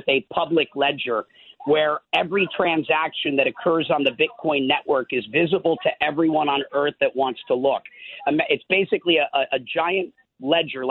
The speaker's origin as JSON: {"language": "English", "region": "Minnesota", "country": "United States", "tie": "born or raised there", "said": "I'm from Minnesota, so I did spend a lot of my life on farms as a kid."}